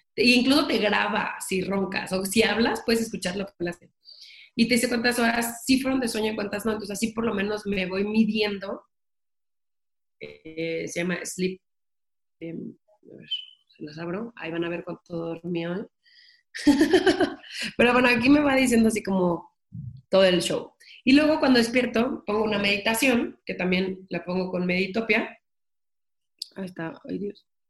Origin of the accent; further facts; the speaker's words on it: Mexico; soy la primera mexicana o mexicano que compra las licencias de Universal para piñatas